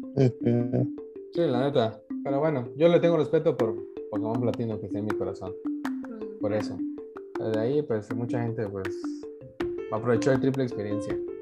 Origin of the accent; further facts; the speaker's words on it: southern Chiapas, Mexico; nosotros que somos de aquí del sur de Chiapas